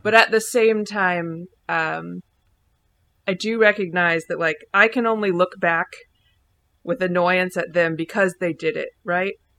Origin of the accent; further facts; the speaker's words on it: Indianapolis, Indiana, United States; we're from Indy